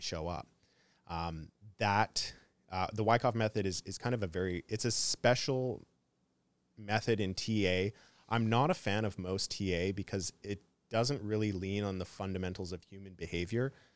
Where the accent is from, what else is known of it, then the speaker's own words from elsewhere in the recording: Canada; I'm from Canada